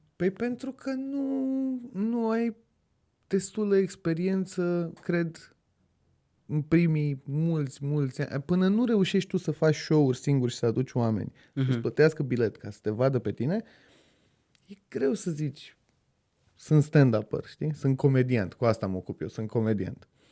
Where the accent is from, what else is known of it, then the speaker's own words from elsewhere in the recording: Brașov, Brașov County, Romania; now in Bucharest, Romania; Eu sunt din Brașov de loc